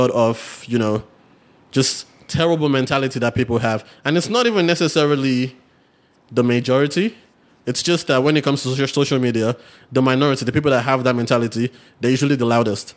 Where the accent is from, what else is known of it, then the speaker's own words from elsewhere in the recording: Nigeria; moved away; we're Nigerian